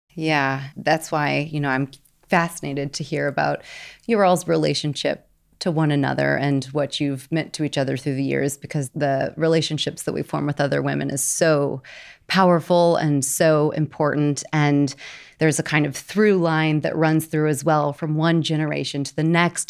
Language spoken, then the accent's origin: English; Missouri, United States; Shout out to my home state, Missouri